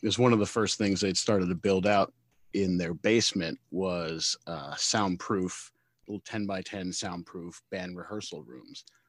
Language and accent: English; Brooklyn, New York, United States; from Brooklyn, New York